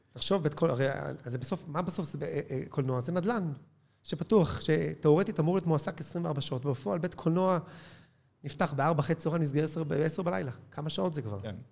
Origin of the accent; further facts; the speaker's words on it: Israel; בבסיס אנחנו ישראלים